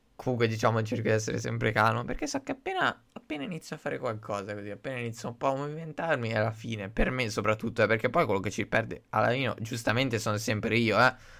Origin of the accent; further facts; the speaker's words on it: Italy; noi italiani che siamo il paese di ladri per eccellenza